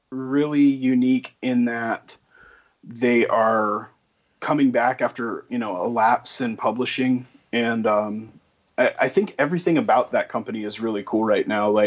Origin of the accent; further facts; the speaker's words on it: Texas, United States; it was interesting to me as a Texan with no accent to go hmm. to Boston